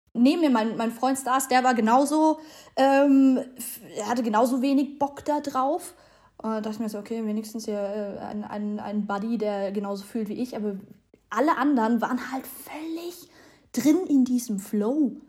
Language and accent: German; Germany; bei uns in Deutschland